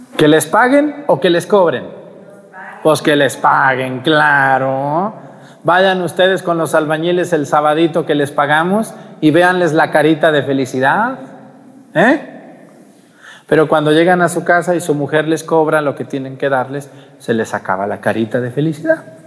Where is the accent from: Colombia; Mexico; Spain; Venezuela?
Mexico; Jalisco; now in Guerrero, Mexico; en mi pueblo y en, en mi tierra donde yo soy, en Jalisco